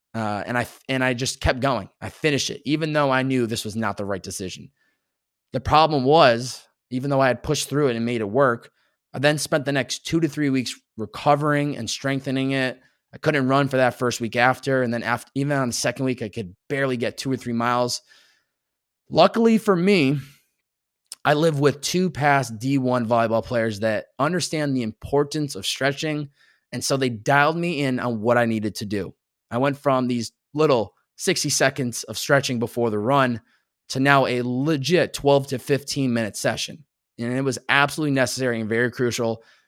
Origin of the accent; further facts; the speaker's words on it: Massachusetts, United States; moved away; growing up in Massachusetts